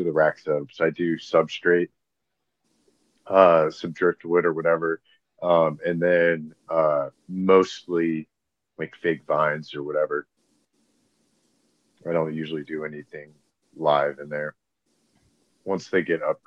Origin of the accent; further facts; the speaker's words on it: Florida, United States; growing up in Florida